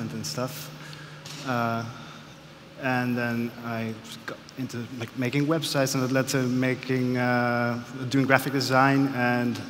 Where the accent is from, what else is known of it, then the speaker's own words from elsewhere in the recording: Amsterdam, North Holland, Netherlands; skinny white kid from Amsterdam